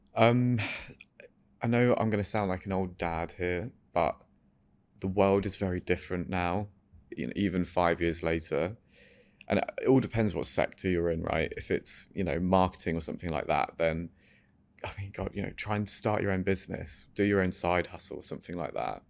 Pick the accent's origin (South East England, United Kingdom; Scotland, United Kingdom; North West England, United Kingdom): South East England, United Kingdom; Farnham; also born or lived in France; we're from Surrey